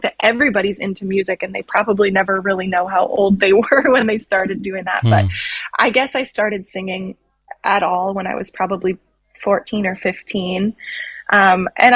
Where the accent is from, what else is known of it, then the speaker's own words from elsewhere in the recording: Canada; I am Canadian